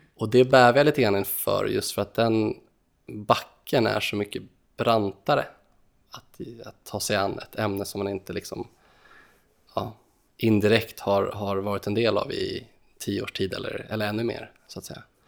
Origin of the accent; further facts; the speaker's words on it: Sweden; vi som svenskar